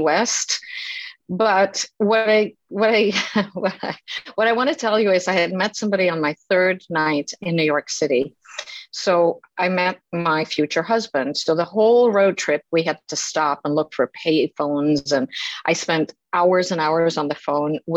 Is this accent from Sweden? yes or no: yes; Sweden; also born or lived in Stockholm; I grew up in Sweden, and after high school, I moved to Stockholm